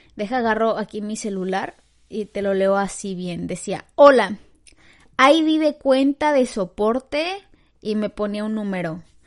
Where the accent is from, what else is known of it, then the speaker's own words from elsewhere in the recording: Mexico; now in Canada; que pues vivo como que en Canadá, ajá, porque yo soy de México